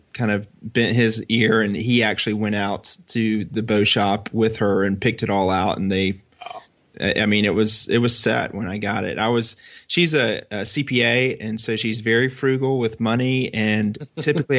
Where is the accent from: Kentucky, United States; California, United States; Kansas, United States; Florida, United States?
Florida, United States; Northeast; I'm from Florida, Northeast Florida, real close to the Georgia border